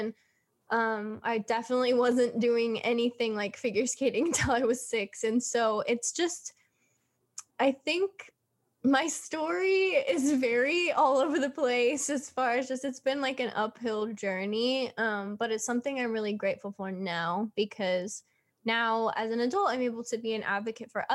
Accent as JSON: {"language": "English", "region": "Southern California", "country": "United States", "tie": "born or raised there", "said": "I was born and raised here in California, Southern California"}